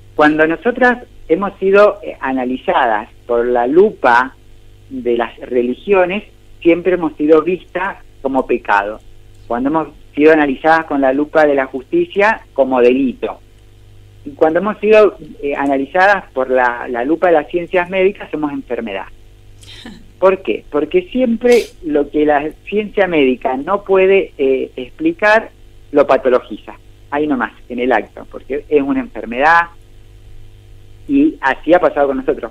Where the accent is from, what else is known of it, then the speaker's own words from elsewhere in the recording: Maipú, Mendoza, Argentina; Yo nací aquí en Maipú, en Mendoza, en Argentina